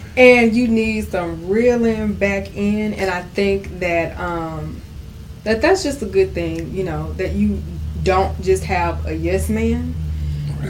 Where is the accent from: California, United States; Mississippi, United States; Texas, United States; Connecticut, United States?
Texas, United States; Houston; I am a native Houstonian, um, born and raised in South Park, dead in Texas